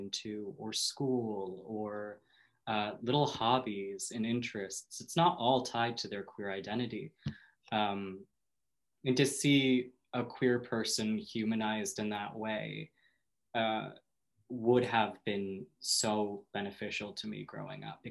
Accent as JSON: {"language": "English", "town": "Minneapolis", "region": "Minnesota", "country": "United States", "tie": "born or raised there", "also_born_or_lived": "Sioux Falls, South Dakota", "moved": "yes", "lives_now": "Maine, United States", "said": "I grew up in the Midwest, so what it was not the most accepting place in the world. Minnesota and South Dakota"}